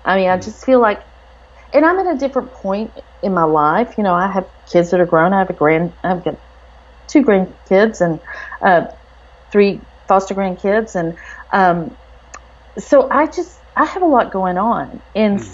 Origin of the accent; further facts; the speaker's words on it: Texas, United States; I'm from Texas